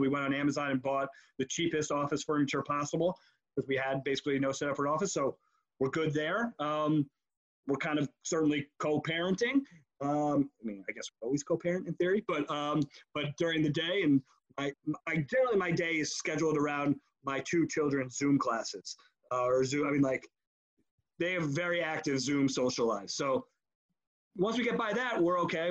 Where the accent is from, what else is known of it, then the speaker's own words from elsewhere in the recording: New York, United States; I I grew up in New York